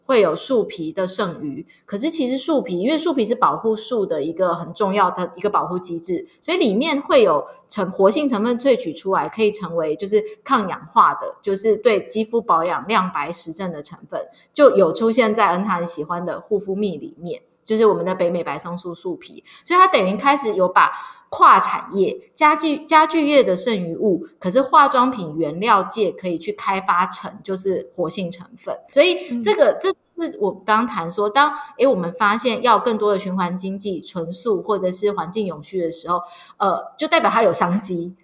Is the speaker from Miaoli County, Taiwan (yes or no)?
yes; Miaoli County, Taiwan; 我其实是苗栗人，就是说我说我从小就是在苗栗长大。那因为苗栗就是一个农业县，所以我小时候也常常都是在田里玩